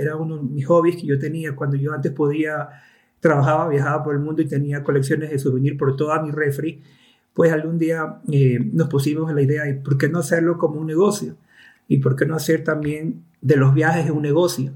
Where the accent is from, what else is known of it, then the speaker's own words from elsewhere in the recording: Ecuador; also born or lived in Cuenca; yo soy de Ecuador y vivo en Cuenca ahora.